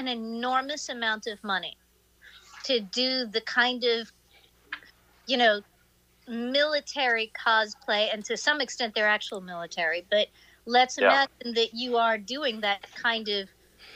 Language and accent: English; New York City, New York, United States; Trump grew up like five blocks from where I grew up in Queens.